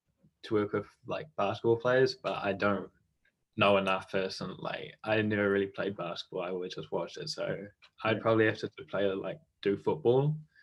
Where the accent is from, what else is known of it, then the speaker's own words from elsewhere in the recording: Whakatane, Bay of Plenty, New Zealand; moved away as an adult; I live in Whakatane